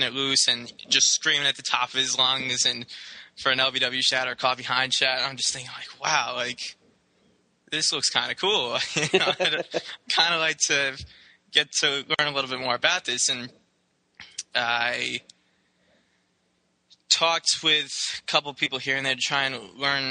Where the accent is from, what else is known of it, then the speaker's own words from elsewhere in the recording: United States; I'm a born and raised American